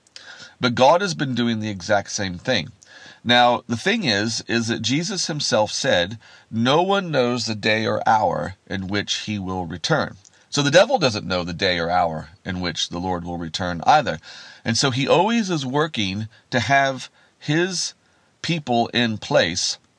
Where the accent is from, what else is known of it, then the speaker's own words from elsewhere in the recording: Kansas, United States; I grew up in Kansas in America, where we have vast wheat fields